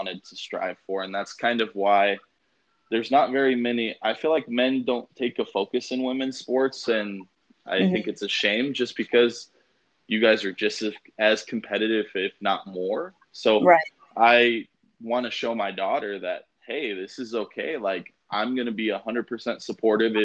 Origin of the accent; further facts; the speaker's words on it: Las Vegas, Nevada, United States; I'm also from Vegas